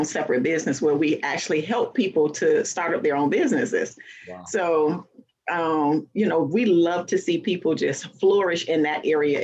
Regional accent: Fort Lauderdale, Florida, United States; I am actually born and raised in Fort Lauderdale, Florida

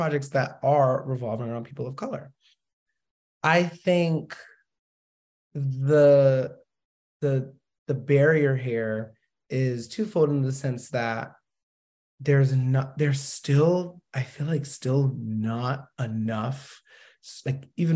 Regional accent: Boston, Massachusetts, United States; I'm from Boston

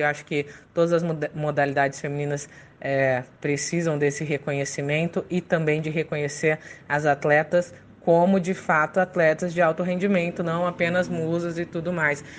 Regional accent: Catanduva, São Paulo, Brazil; also born or lived in Paraná / Bauru; Eu sou paranaense, mas eu fui criado no interior de São Paulo, em Catanduva

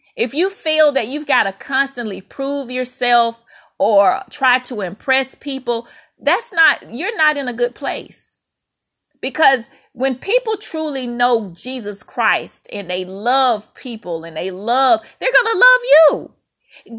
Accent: Mississippi, United States; When I was a little girl growing up in Mississippi

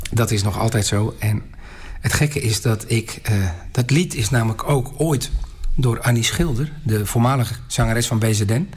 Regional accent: Volendam, North Holland, Netherlands; wij maken dit als Volendammers gewoon van dichtbij mee

